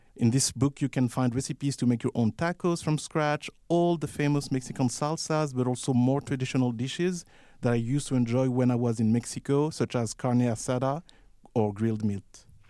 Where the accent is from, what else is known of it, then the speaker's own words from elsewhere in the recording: Paris, Île-de-France, France; moved away as an adult; now in Calgary, Canada; I was born and raised in Paris, and when I moved here